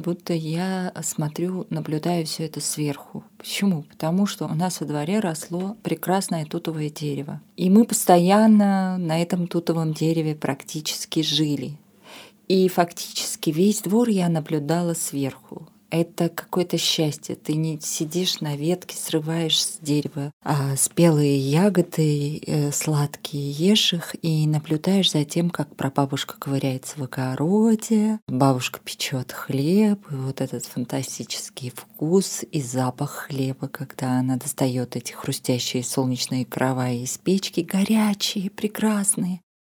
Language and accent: Russian; Armenia; moved away as an adult; now in Moscow, Russia; я переехала в Москву из Армении